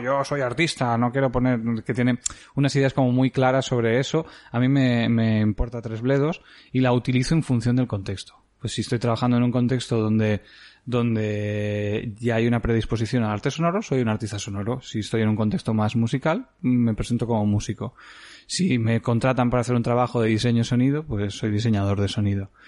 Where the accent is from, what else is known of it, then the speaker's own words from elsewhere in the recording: Creixell, Catalonia, Spain; also born or lived in Barcelona / Mollet del Vallès; al nacer vinimos aquí directamente. Yo he vivido 18 años de mi vida en esta casa